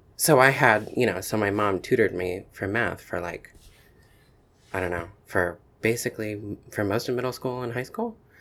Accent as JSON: {"language": "English", "town": "Asheville", "region": "North Carolina", "country": "United States", "tie": "born or raised there", "also_born_or_lived": "Chapel Hill, North Carolina", "said": "then we moved to Asheville, North Carolina, um, in the mountains. And, um, and I was there for all of, uh, for all of primary school."}